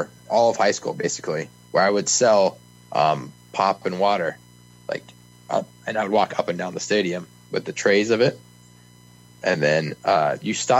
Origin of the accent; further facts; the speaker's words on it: Lincoln, Nebraska, United States; Born and raised in Lincoln, Nebraska